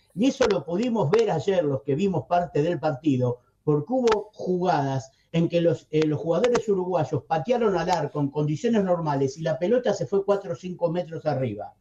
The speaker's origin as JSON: {"language": "Spanish", "country": "Argentina", "said": "acá en Argentina"}